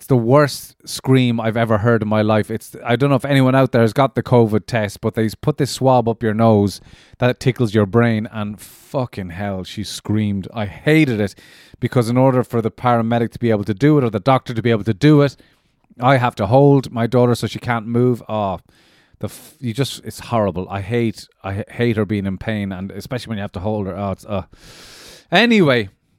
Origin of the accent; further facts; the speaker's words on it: Ireland; the first person outside of Ireland I'd ever spoken to that had actually been to my hometown in Ireland.